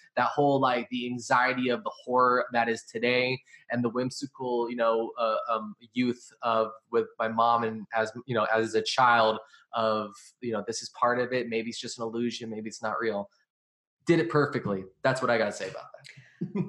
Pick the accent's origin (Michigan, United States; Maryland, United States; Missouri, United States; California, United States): California, United States; I'm from California.